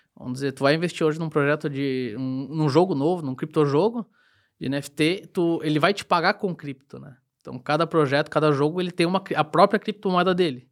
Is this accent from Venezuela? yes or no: no; Rio do Sul, Santa Catarina, Brazil; sou nascido e criado aqui em Rio do Sul, minha vida inteira aqui